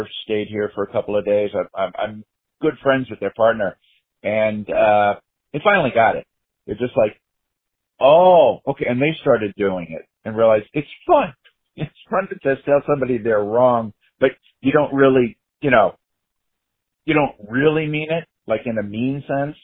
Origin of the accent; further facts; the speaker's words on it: New York, United States; I grew up in New York